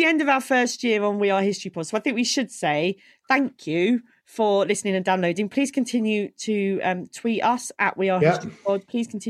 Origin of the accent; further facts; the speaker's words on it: United Kingdom; we're British